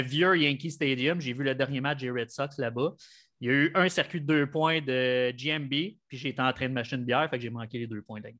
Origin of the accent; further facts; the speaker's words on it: Montreal, Quebec, Canada; je venais de Montréal